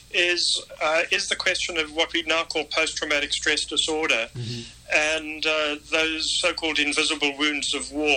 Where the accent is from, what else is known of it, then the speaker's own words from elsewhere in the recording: South Africa; now in Pittsburgh, United States; I was a white South African paratrooper